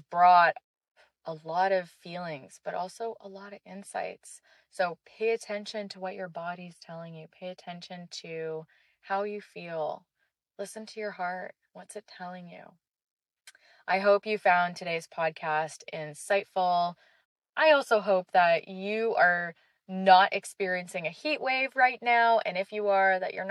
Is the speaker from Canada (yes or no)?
yes; Canada; also born or lived in Israel; I did a lot of growing up in Canada too